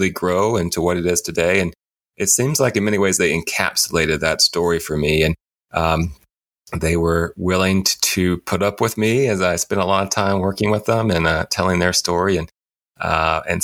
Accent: Alabama, United States; as a kid from the South, from Alabama, as a Baptist kid

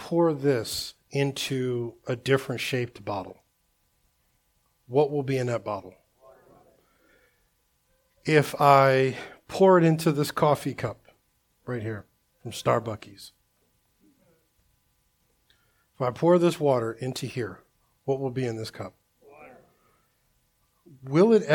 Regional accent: Delaware, United States; I grew up in Delaware, my last years of like high school and stuff like

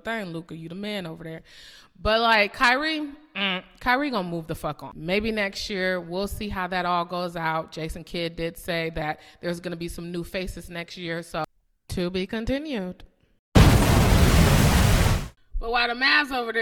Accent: Chicago, Illinois, United States; I'm from Chicago

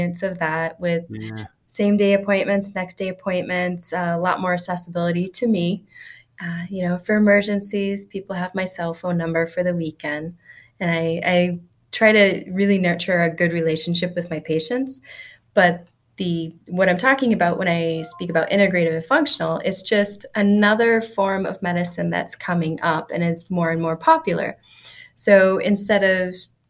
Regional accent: outside Rockford, Northern Illinois, United States; I grew up in Northern Illinois, in a small farming community outside of Rockford, Illinois

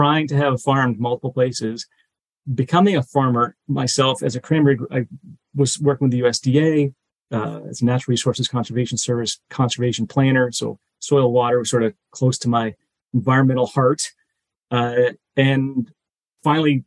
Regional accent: Middleborough, Massachusetts, United States; also born or lived in Bronx, New York; I was born in the Bronx, moved to Massachusetts where they had their professions. And I grew up, didn't know that Middleborough at the time was cranberry capital of the world

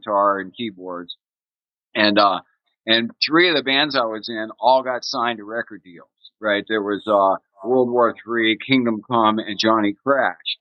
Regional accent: Ravenna, Ohio, United States; I was born in Ohio in a little town called Ravenna. And my family owned a farm

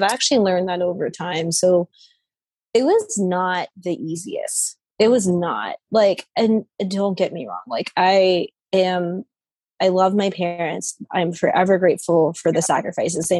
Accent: United States; I was born here.

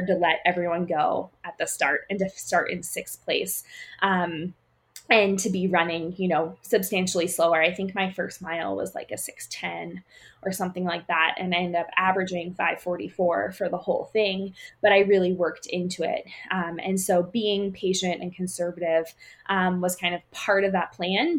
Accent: Pennsylvania, United States; now in Colorado, United States; Growing up in Pennsylvania

